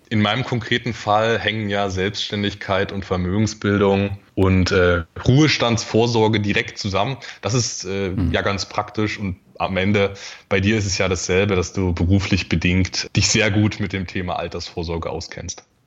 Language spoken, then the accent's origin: German; Dresden, Saxony, Germany; also born or lived in Erzgebirge; now in Magdeburg, Germany; Aufgewachsen bin ich dann aber in, in, in Dresden